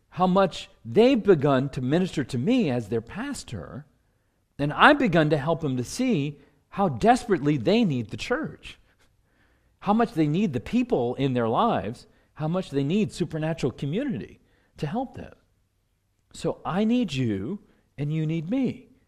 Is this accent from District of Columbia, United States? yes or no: yes; Washington, District of Columbia, United States; you know, I come from Washington, D.C.